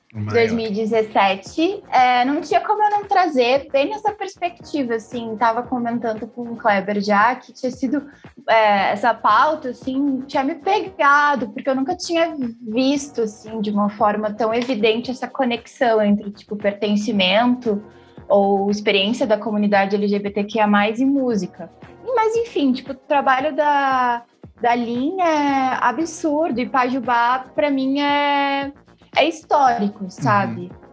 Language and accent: Portuguese; Porto Alegre, Rio Grande do Sul, Brazil; eu sou da zona norte de Porto Alegre, do bairro Sarandi, que é um bairro periférico